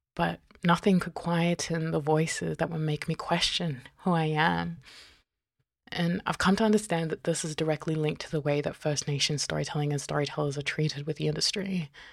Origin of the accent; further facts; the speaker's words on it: New Zealand; also born or lived in Tokelau (mother's origin) / Fiji (father's origin); now in Australia; I was born in Aotearoa, and I'm currently on Binjab Noongar Butcher